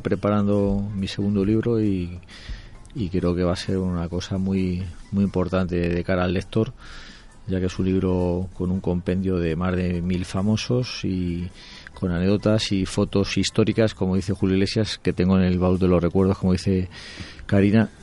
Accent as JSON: {"language": "Spanish", "country": "Spain", "said": "los españoles"}